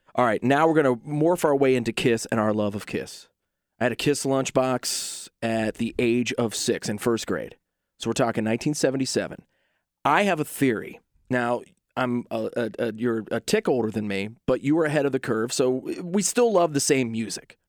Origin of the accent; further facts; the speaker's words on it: Southeastern Ohio, United States; I'm from Southeastern Ohio.